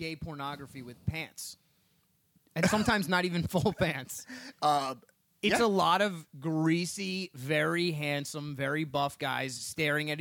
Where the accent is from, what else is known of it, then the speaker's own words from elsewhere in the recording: New Jersey, United States; I'm from New Jersey.